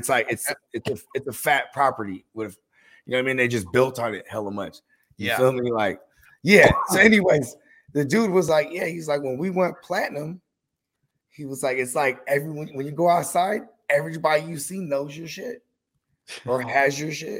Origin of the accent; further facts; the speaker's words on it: San Jose, California, United States; I grew up in San Jose. We had 1 million people in our city.